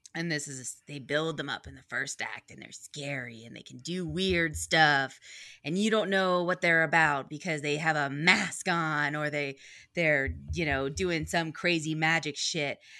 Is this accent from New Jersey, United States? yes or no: no; New York City, New York, United States; I am a New Yorker, and I am an East Coast girl for life